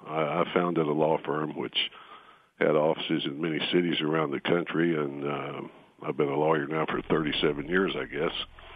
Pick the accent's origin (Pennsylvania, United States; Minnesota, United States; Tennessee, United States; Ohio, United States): Tennessee, United States; born there; the hills of East Tennessee. That's where I was born in 1948, which makes me 67 years old. And since I was born in Tennessee, that means that I am a natural-born citizen